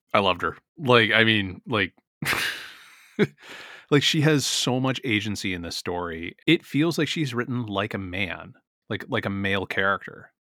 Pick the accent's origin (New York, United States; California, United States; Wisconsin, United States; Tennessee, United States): California, United States; San Francisco; my hometown